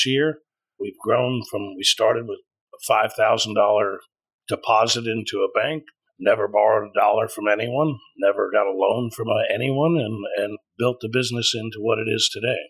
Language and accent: English; Tomball, Texas, United States; I grew up right here in Spring Tomball area.